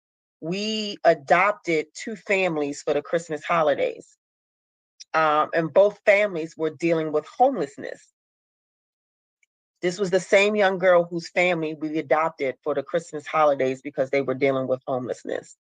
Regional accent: Baltimore, Maryland, United States; I'm from Baltimore, Maryland

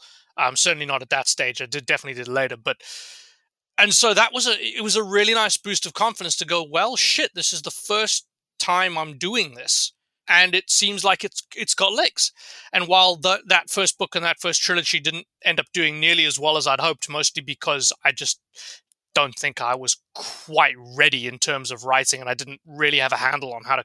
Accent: South Africa; moved away as an adult; also born or lived in London, United Kingdom; now in Canada; I'm originally South African, but have lived in London for the past 6 years.

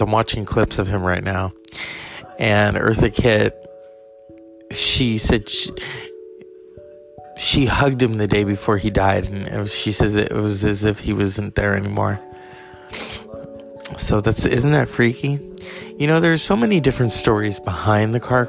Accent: California, United States; I'm from California, so I've seen those counties up close and personal

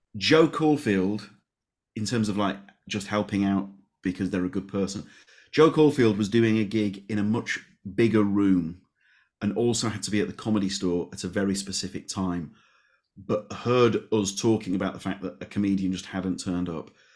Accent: Leeds, Yorkshire and the Humber, United Kingdom; I'm from Leeds.

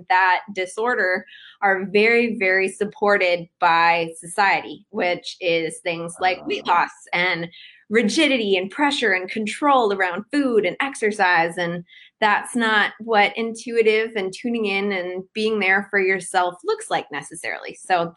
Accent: Cleveland, Ohio, United States; moved away as an adult; also born or lived in Miami, Florida; now in Decatur, United States; I was born and raised in Cleveland, Ohio, and went to school in Miami, Florida

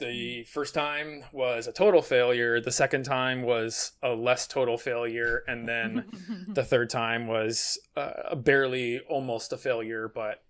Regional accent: New Jersey, United States; Yeah, it was Brookdale Community College, which was right in my hometown, and they had an associate's in arts.

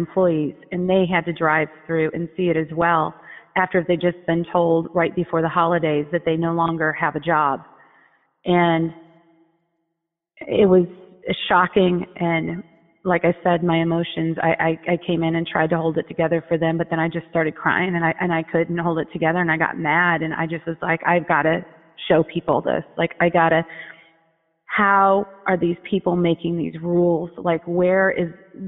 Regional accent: Fort Wayne, Indiana, United States; now in Sherman Oaks, United States; I was born in Fort Wayne, Indiana

